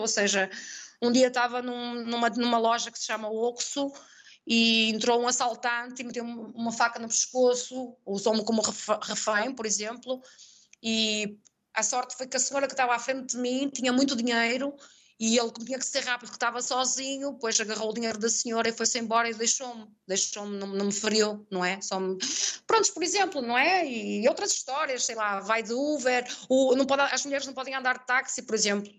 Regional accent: Portugal; moved away as an adult; also born or lived in Mexico; now in Valladolid, Mexico; eu digo que sou portuguesa

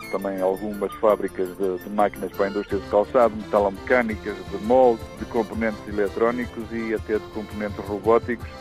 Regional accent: Arrifana, Aveiro District, Portugal; O cheiro característico da minha terra é, é absolutamente indescritível, tendo em conta o facto de que, quando estou muito perto de Arrifana, sinto esse cheiro totalmente diferente.

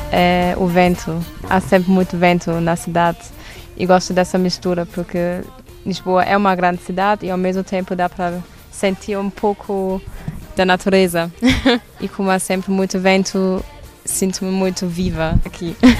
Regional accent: Duisburg, North Rhine-Westphalia, Germany; Portuguese is a second language; moved away as an adult; now in Portugal; sou da Alemanha e minha cidade chama-se Duisburg, que é a pé de Düsseldorf, Colônia, nessa região

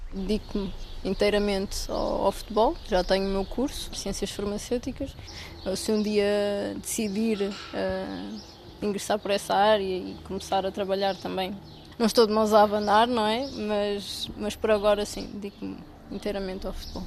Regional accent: Ourém, Centro, Portugal; o clube da minha, da minha cidade

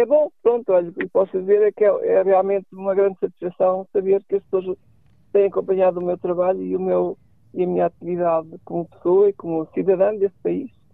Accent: Norte, Portugal; also born or lived in Bragança / Porto / Guimarães; nasci na pequena aldeia de, do Conselho de Vila Forte, como sabes, estudei em Bragança. Por isso, esta região Norte é uma região à qual eu estou bastante ligado

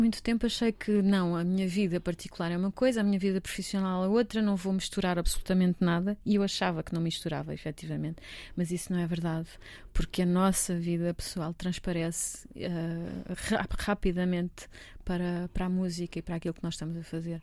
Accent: Almeirim, Santarém District, Portugal; Eu sou de Santarém, sou de Almeirim, na verdade, mas ali tudo na zona de Santarém

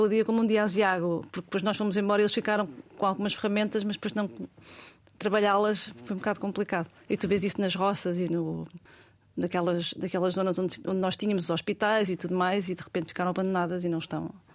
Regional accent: Portugal; senti-me super bem recebida como portuguesa

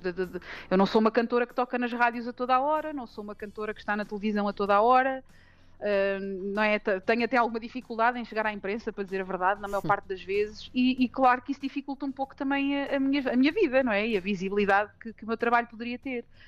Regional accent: Montalvo, Santarém District, Portugal; fui uma privilegiada por ter crescido numa aldeia como a aldeia de Montalvo. É a minha terra até hoje

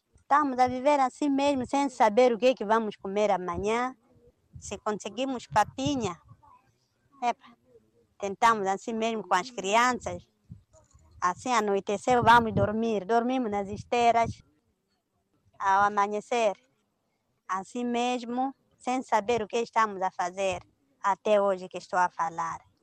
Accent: Muidumbe District, Cabo Delgado, Mozambique; also born or lived in Quissanga; no Planalto, na minha zona, no distrito de Midumbe

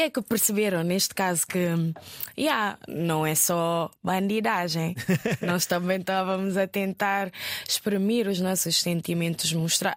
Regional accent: Guinea-Bissau; moved away as an adult; also born or lived in Fajara, Gambia; now in Lisbon, Portugal

